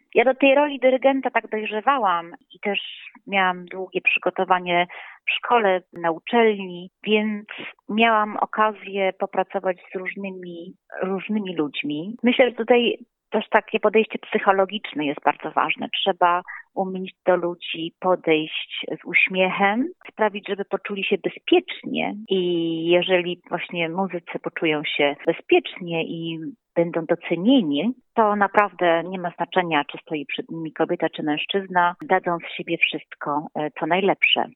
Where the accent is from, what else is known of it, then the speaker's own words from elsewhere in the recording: Warsaw, Masovian Voivodeship, Poland; jestem z Warszawy